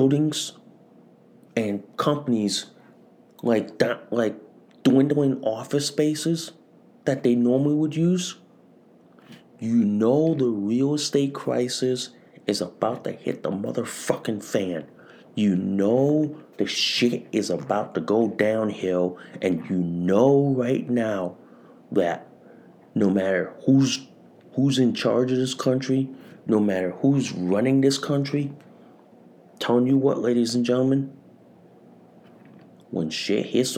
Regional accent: Connecticut, United States; In my hometown in Connecticut

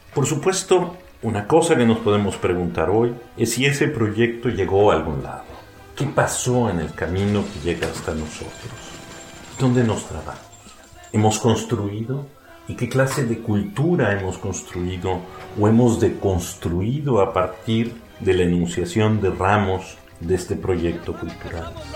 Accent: Mexico; nos define como mexicanos

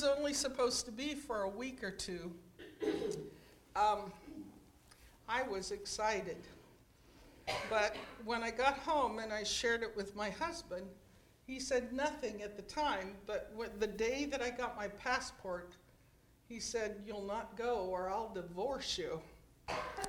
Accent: Hinesville, Georgia, United States; moved away as an adult; also born or lived in Scotia / Riodale / Mississippi; I was born in Scotia of a mill worker and a homemaker. Raised in Riodale and Hinesville

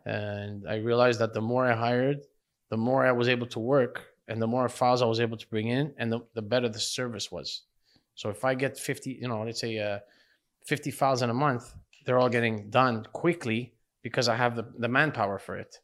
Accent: Laval, Quebec, Canada; I grew up in Laval, Chambéry, Laval. Yeah. Um, uh, I was pretty much grew there, grew up there my whole life.

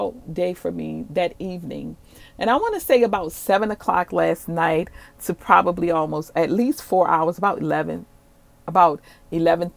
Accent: New Orleans, Louisiana, United States; moved away as an adult; also born or lived in Dallas-Fort Worth, Texas; I'm originally from New Orleans

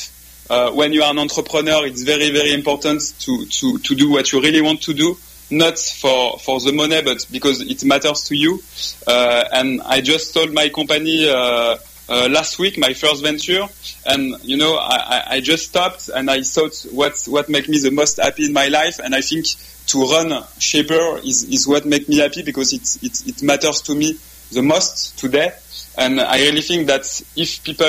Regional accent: France; accent: French; English is a second language; my French accent

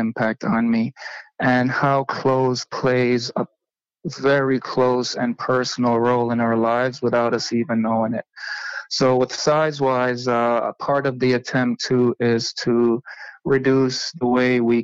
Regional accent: Jamaica; I was born and raised in Jamaica

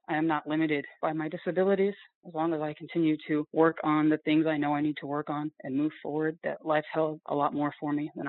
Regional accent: Connecticut, United States; I grew up mostly in Connecticut, and my father was in the military. When he retired, we moved to upstate New York, and there I had a son.

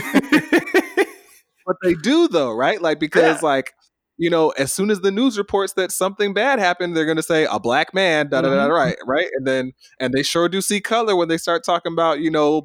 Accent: Stone Mountain, Georgia, United States; I come from Stone Mountain

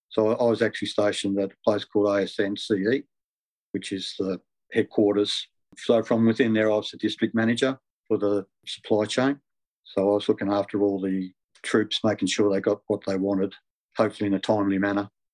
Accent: Melbourne, Victoria, Australia; I spent all my childhood years growing up in Eltham

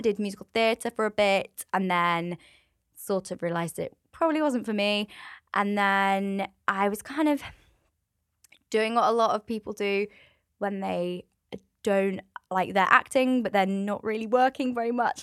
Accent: Swindon, South West England, United Kingdom; moved away as an adult; now in North Wales, United Kingdom; I'm from Swindon, so from the southwest of England.

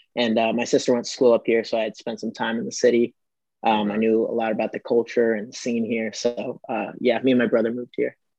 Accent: Fort Myers, Florida, United States; moved away as an adult; also born or lived in Cleveland, Ohio / California; now in Atlanta, United States; I was born in Cleveland, um, but I went to school most of my life in uh, Florida, in Fort Myers area

